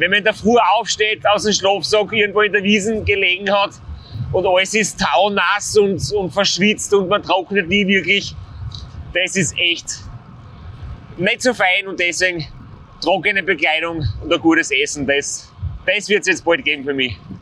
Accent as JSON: {"language": "German", "region": "Styria", "country": "Austria", "said": "als Steirer"}